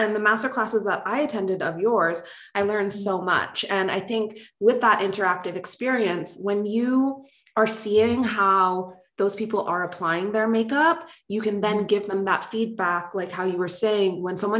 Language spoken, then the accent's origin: English; Canada; accent: Canadian; my Canadian accent